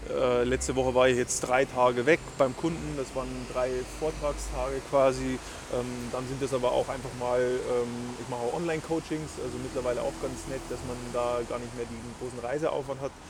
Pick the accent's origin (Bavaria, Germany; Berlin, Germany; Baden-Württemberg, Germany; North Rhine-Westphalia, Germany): Bavaria, Germany; Du warst dann in Bayern, ja, in meiner Heimat eigentlich.